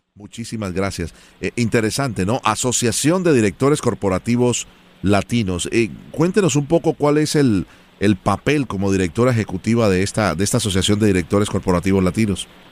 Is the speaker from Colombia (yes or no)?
yes; Colombia; now in United States; yo soy colombiano